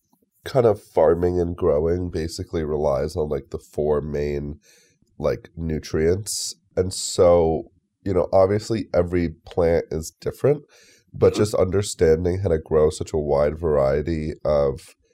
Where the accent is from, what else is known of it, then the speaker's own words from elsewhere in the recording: New York, United States; I was kind of a mischievous youth growing up in New York